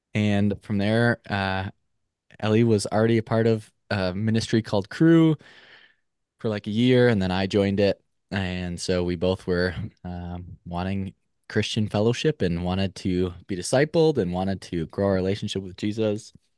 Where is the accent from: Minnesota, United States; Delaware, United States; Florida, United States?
Minnesota, United States; moved away as an adult; also born or lived in Eau Claire, Wisconsin; now in Madison, United States; was born and raised in Minnesota